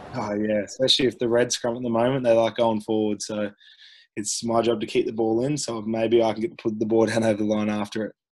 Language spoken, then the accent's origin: English; Queensland, Australia; growing up in Queensland